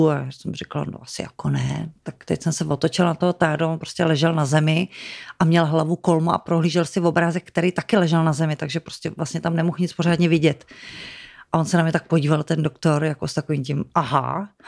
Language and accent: Czech; Domažlice, Plzeň Region, Czechia; moved away as an adult; jsme z Domažlic.